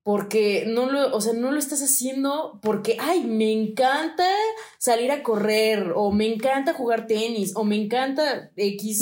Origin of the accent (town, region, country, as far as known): Mexico